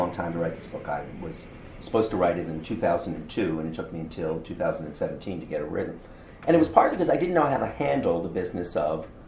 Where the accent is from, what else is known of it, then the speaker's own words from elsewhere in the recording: Canada; I'm as Canadian